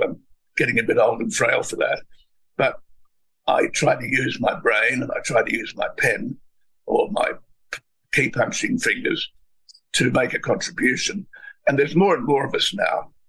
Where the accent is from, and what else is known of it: Australia